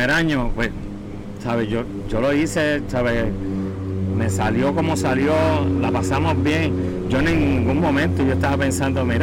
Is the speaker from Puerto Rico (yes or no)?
yes; Puerto Rico; accent: Puerto Rican; Aquí yo, cuando hablo, yo hablo igual que tú, yo hablo puertorriqueño.